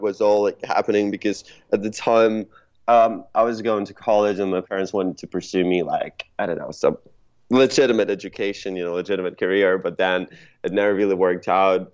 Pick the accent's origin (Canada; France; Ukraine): Ukraine; now in Los Angeles, United States; I'm not originally from around here. I'm I'm originally from uh, from Ukraine.